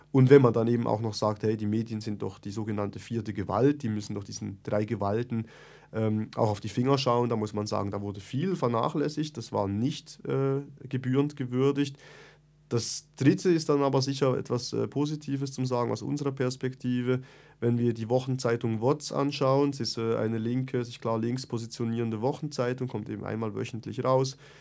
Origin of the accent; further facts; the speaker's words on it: Bern, Switzerland; Ich komme aus Bern, äh, ich bin in der Reitschule Bern aktiv